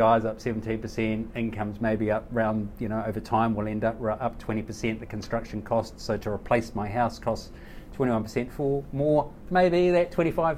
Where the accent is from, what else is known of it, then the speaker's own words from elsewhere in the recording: Kapiti, Wellington, New Zealand; my hometown of Kapiti, up the coast from Wellington